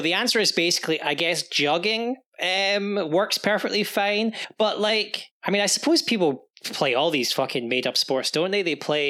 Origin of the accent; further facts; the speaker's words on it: Scotland, United Kingdom; No, just we're from Scotland, we don't have Office Max.